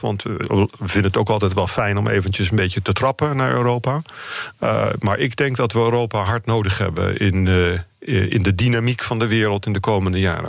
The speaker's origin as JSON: {"language": "Dutch", "country": "Netherlands", "said": "Ik ben echt een Nederlander"}